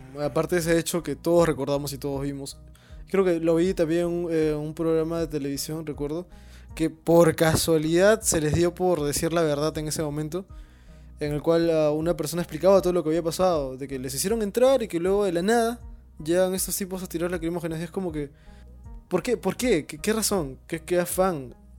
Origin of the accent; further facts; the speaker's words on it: Peru; todos como peruanos